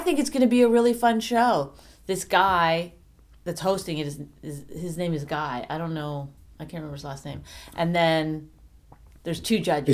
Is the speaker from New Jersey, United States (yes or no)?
yes; New Jersey, United States; I'm from New Jersey